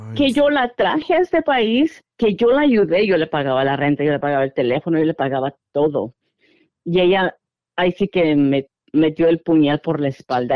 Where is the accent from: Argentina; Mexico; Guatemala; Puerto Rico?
Guatemala; moved away; soy de Guatemala